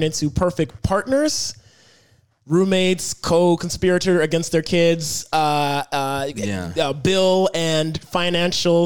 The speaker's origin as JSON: {"language": "English", "town": "Hyattsville", "region": "Maryland", "country": "United States", "tie": "born or raised there", "also_born_or_lived": "Silver Spring, Maryland", "said": "when I was three, then my parents moved us to Hyattsville in PG County"}